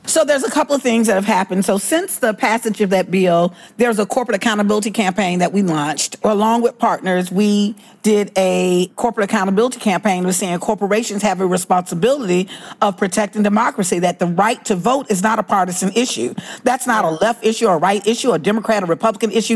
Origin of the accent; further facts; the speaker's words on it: Alabama, United States; I grew up in Alabama